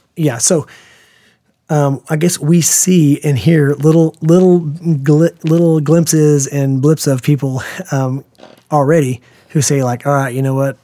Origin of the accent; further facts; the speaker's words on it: United States; as an American parent